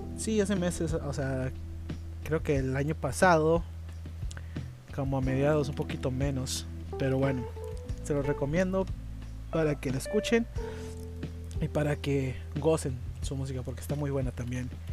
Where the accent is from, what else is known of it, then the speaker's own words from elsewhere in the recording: Tijuana, Baja California, Mexico; en Tijuana, en Baja California, eh, de donde yo soy